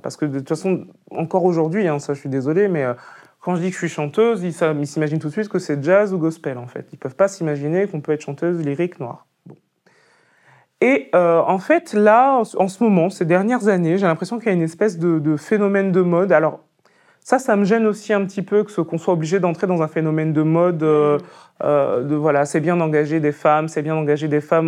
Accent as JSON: {"language": "French", "area": "Picardy", "region": "Hauts-de-France", "country": "France", "tie": "born or raised there", "said": "je suis Picard, parce que c'est vrai. Moi, je suis né en Picardie, c'est mes parents qui, qui sont venus de Côte d'Ivoire et du Cameroun."}